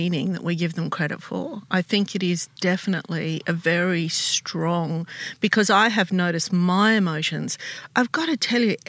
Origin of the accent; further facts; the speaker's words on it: Australia; I was born in Australia, but my parents are Lebanese